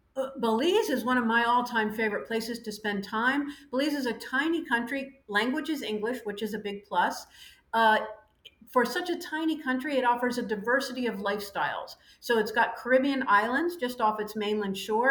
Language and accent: English; United States; moved away as an adult; also born or lived in Ireland / France; now in Panama; 26 years of personal experience as an American living abroad, first in Ireland, then France, now Panama